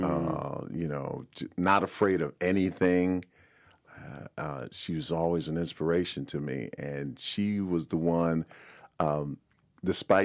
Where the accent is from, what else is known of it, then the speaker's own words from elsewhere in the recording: New York City, New York, United States; Born and raised in Brooklyn, New York